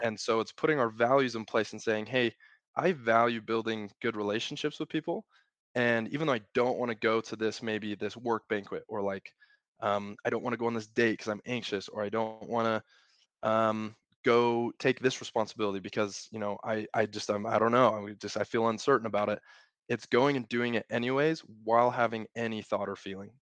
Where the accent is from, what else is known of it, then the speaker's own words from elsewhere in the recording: Utah, United States; I grew up in Utah, born and raised